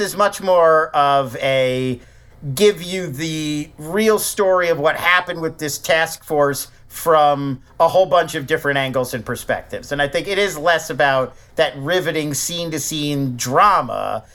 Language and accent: English; Philadelphia, Pennsylvania, United States; When I was growing up in Philadelphia